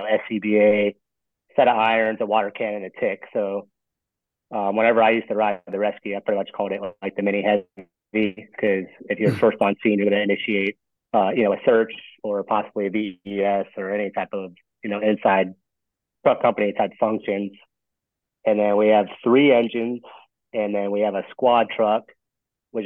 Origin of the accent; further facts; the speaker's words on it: South Florida, United States; I grew up in South Florida